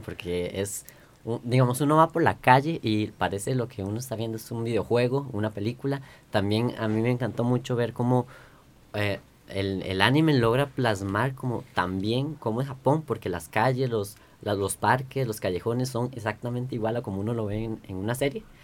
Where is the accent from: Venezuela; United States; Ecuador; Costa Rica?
Costa Rica; somos los ticos